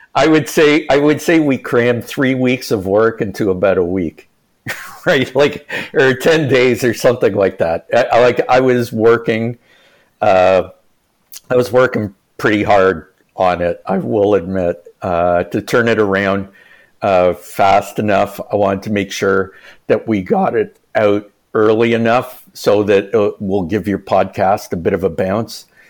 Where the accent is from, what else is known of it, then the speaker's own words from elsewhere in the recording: the East, Eastern Canada, Canada; I'm from the East